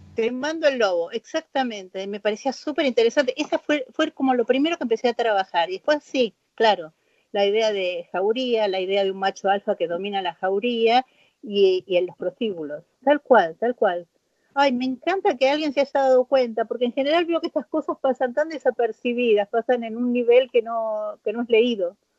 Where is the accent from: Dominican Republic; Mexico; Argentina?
Argentina; soy argentina